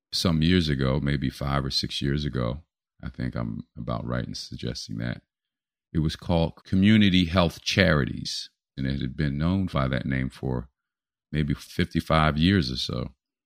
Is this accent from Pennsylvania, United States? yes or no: yes; Philadelphia, Pennsylvania, United States; My hometown.